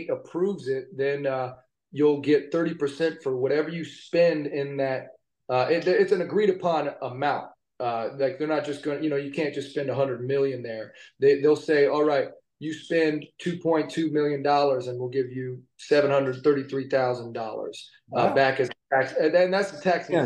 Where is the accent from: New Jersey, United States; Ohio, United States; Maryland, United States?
Ohio, United States; Cincinnati; moved away as an adult; also born or lived in New York City / Los Angeles; we are both from Cincinnati. We've always wanted to film in our hometown